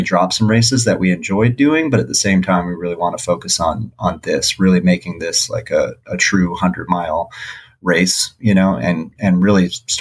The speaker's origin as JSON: {"language": "English", "town": "Las Vegas", "region": "Nevada", "country": "United States", "tie": "born or raised there", "said": "you're from Vegas"}